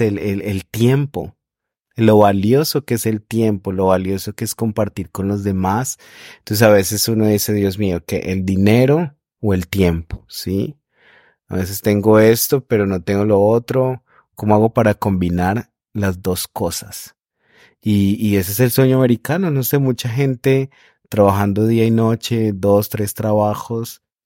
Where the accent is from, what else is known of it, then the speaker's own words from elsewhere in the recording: Colombia; esas tradiciones que tenemos los colombianos